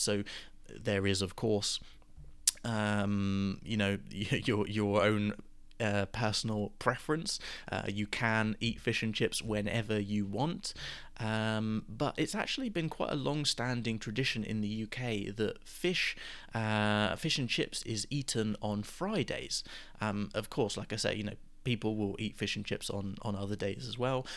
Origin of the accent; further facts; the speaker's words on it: Gosport, South East England, United Kingdom; my local fish and chip shop where I grew up in Gosport